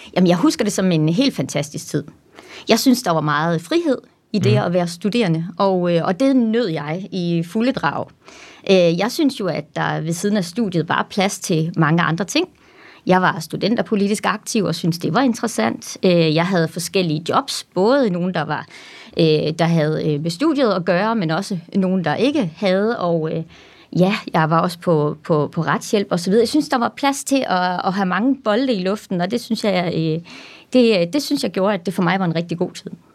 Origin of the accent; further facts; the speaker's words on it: Randers, Central Denmark Region, Denmark; also born or lived in Aarhus; så er jeg jo født og opvokset i Randers